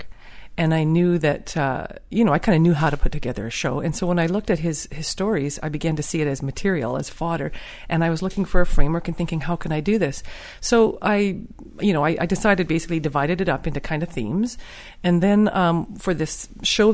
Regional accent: Fort Nelson, British Columbia, Canada; now in Edmonton, Canada; I was raised at mile 300, which is a little, was a village in my time and is now a town called Fort Nelson

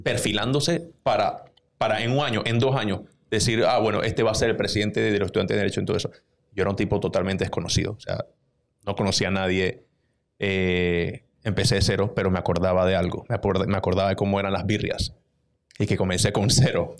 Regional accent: Panama City, Panama; un pelado de veintidós años, de Juan Díaz, de donde yo vengo

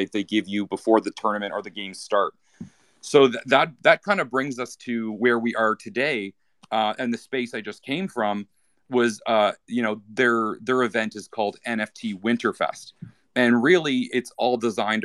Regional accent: Canada; first language English; I'm English speaker, I'm from Canada

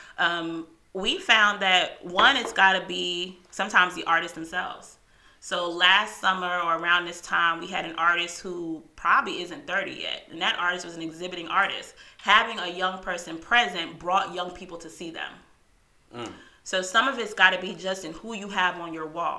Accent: New York City, New York, United States; now in Charlotte, United States; growing up in New York City

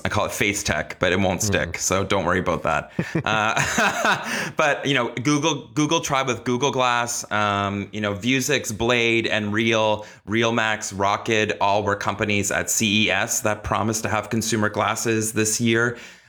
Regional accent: Kitchener-Waterloo, Ontario, Canada; Canada, which is where I'm from. They're actually from my hometown, Kitchener-Waterloo

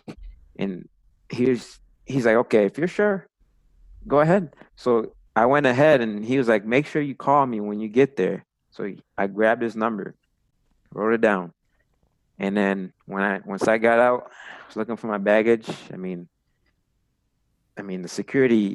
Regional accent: United States; I was from the United States

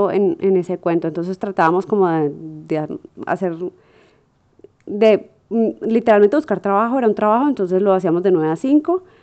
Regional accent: Colombia; uno como colombiano tiene una barraquera y una capacidad de hacer lo que, lo que uno se propone

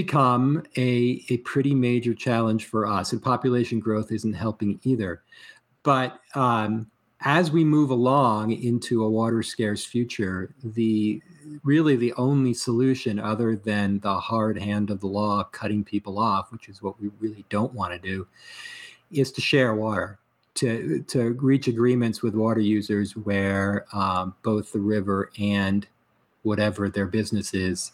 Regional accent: East Coast, United States; now in Colorado, United States; I grew up on the East Coast

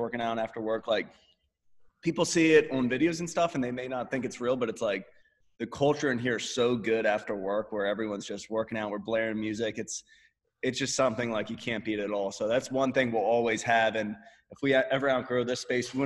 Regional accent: Pennsylvania, United States; moved away as an adult; now in Austin, United States; we're from Pennsylvania, and we were just operating out of Pennsylvania.

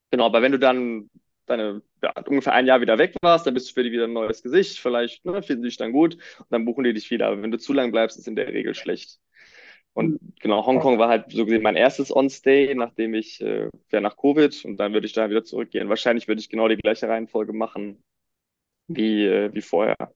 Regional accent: Düsseldorf, North Rhine-Westphalia, Germany; ich komme aus Düsseldorf

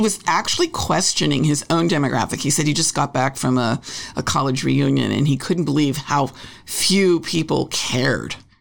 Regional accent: Los Angeles, California, United States; I grew up in L.A., a show business family

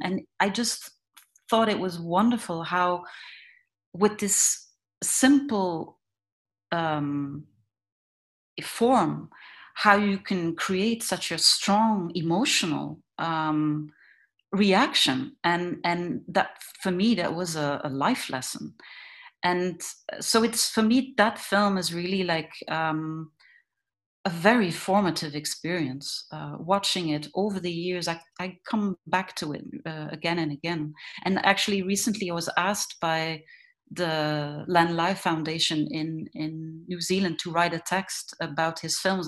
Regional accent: Ghent, Flanders, Belgium; I was born and raised in in Ghent, which is uh, um, like a, not a very big town in in Belgium

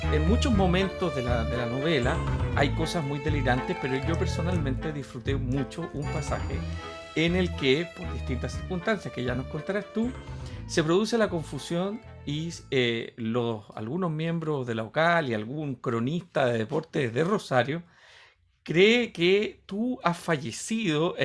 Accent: Chile; para los que somos chilenos y hemos leído a Borges

